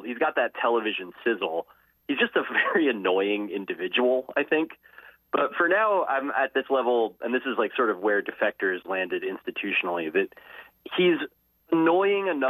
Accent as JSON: {"language": "English", "country": "United States", "tie": "born or raised there", "said": "I grew up in Jets fan country"}